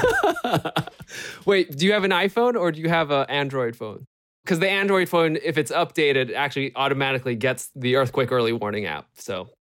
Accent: California, United States; I grew up here in California

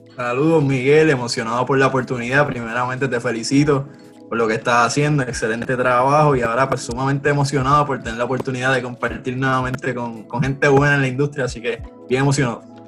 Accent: Aguadilla, Puerto Rico; also born or lived in Vega Baja, Puerto Rico; soy, soy, natural de Aguadilla, estuve en Aguadilla hasta los 12, 11 años

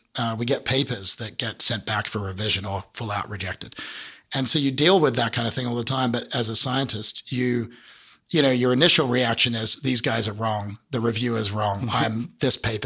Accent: southern part of Australia, southern Australia, Australia; also born or lived in San Diego, United States; now in United States; being an Australian from the southern part of Australia

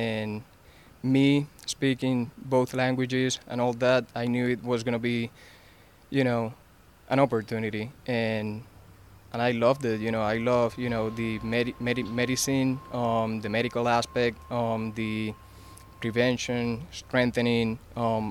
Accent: Puerto Rico; I am from Puerto Rico. That's where I come from.

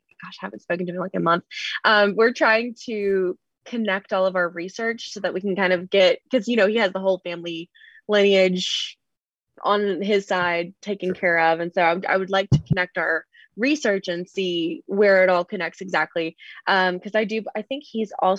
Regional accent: Mobile, Alabama, United States; I ended up growing up in Mobile, Alabama, which is a little bit bigger.

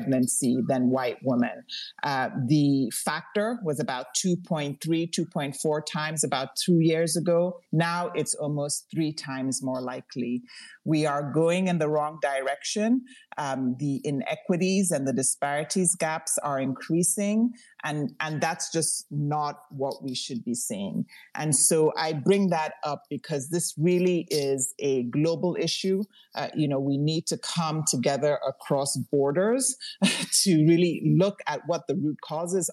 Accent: Lagos, Nigeria; now in Brooklyn, United States; I'm from, you know, born and bred in Lagos, Nigeria

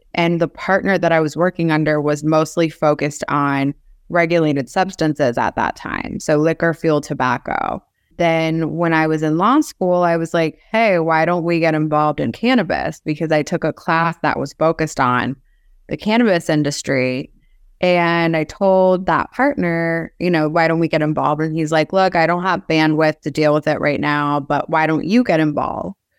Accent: Cincinnati, Ohio, United States; moved away as an adult; also born or lived in Minsk, Belarus; now in South Florida, United States; then my family moved over to U S in ninety two, sorry, ninety three. to Cincinnati, Ohio.

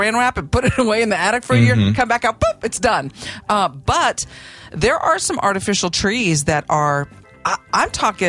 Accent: Oklahoma, United States; growing up in Oklahoma, that's just farmland and farm life.

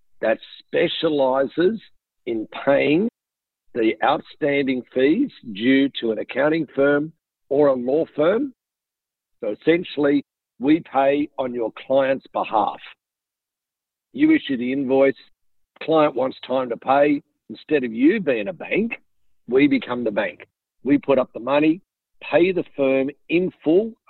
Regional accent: Sydney, New South Wales, Australia; moved away as an adult; now in United States; I wasn't born in Mississippi. I was actually born a little bit further south in Sydney, Australia. Came over to the States 4 years ago

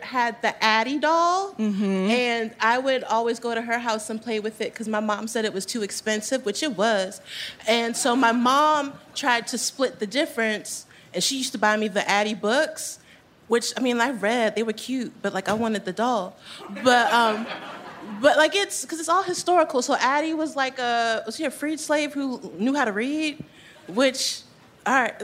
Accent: Baltimore, Maryland, United States; moved away as an adult; also born or lived in New York; I'm from Baltimore

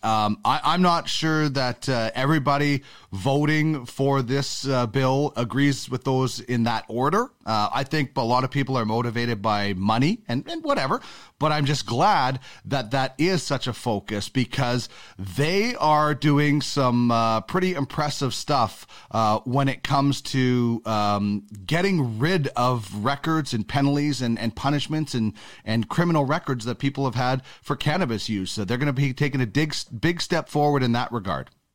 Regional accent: Canada; I'm a Canadian

